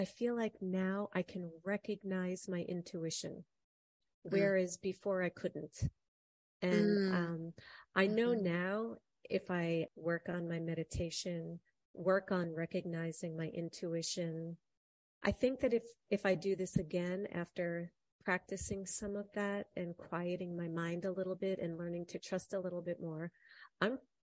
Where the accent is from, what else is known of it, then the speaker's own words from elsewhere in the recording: New York, United States; in our kitchen growing up in New York